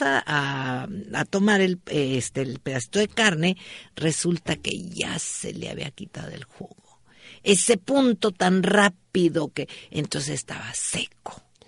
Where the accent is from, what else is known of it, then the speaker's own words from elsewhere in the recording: northern Mexico, Mexico; como bueno norteño